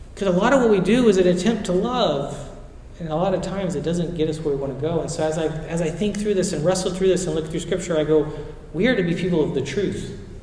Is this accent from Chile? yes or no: yes; Chile; moved away; I grew up in Chile